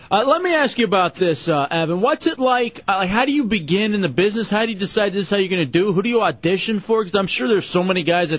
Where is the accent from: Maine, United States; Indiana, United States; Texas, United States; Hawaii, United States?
Texas, United States; Dallas; also born or lived in Michigan; now in Central Florida, United States; I'm from Dallas, but Dubs and I met up in Michigan. Now somehow we're in Central Florida.